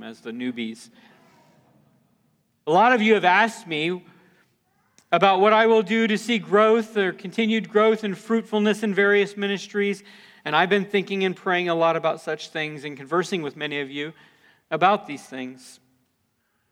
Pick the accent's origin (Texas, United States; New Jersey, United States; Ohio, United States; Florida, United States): Florida, United States; near New Smyrna Beach; I grew up in Florida. We lived near New Smyrna Beach